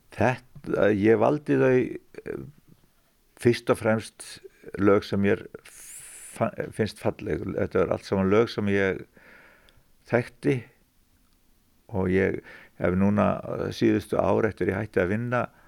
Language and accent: Icelandic; Fnjóskadalur, Northeastern Region, Iceland; also born or lived in Vatnsdalur; ólst ég nú upp í Fnjóskardal að miklu reyti